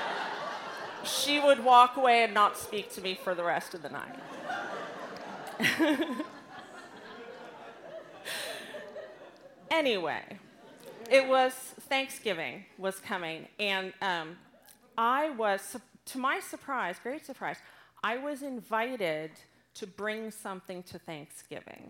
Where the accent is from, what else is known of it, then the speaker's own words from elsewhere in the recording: Southern California, United States; moved away as an adult; now in Austin, United States; I grew up in Southern California, so I'm really one of those terrible California people who moved to ruin Austin